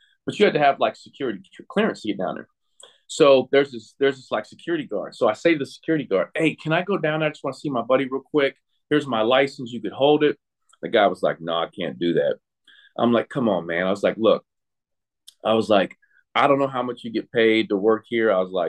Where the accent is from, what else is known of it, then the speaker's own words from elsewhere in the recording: Cincinnati, Ohio, United States; I'm from Cincinnati